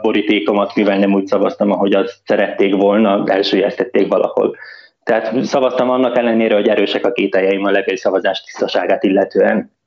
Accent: Lendava, Mura, Slovenia; moved away as an adult; now in Luxembourg; Szlovéniába születtem

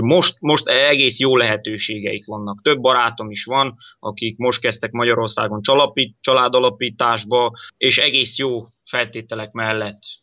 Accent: Croatia; mi horvátországi magyarok vagyunk

